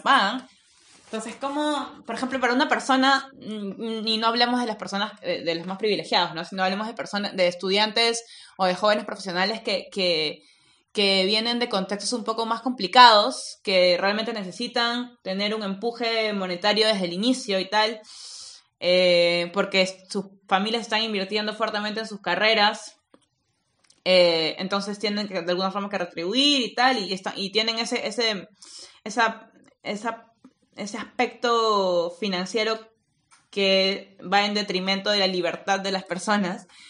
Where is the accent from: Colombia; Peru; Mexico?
Peru; now in Finland; soy peruana